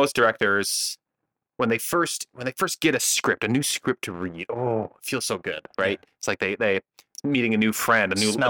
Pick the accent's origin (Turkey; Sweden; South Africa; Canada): Canada; So I'm a Canadian man.